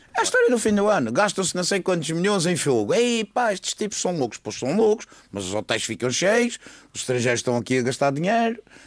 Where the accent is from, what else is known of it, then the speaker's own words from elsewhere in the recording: Madeira, Portugal; somos Madeirenses, vamos continuar a ser